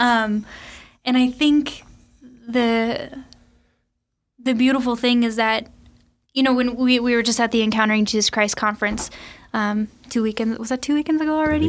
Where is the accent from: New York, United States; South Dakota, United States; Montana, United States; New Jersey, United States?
South Dakota, United States; Sioux Falls; also born or lived in Saint Paul; I grew up here in Sioux Falls, uh, went to school in Saint Paul, and recently just moved back